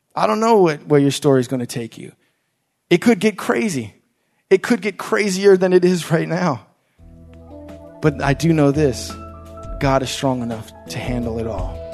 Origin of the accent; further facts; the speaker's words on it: Langley Park, Maryland, United States; growing up in Langley Park